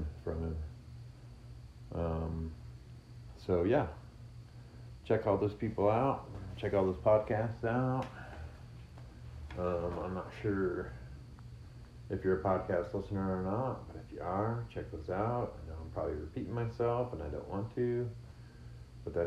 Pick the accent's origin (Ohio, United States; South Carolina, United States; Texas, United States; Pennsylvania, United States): Ohio, United States; also born or lived in Muncie, Indiana; now in Indiana, United States; I was born in Ohio